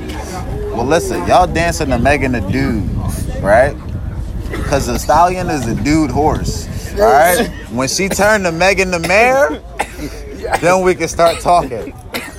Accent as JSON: {"language": "English", "town": "Philadelphia", "region": "Pennsylvania", "country": "United States", "said": "I'm from South Philly, so you know we spell passy young different"}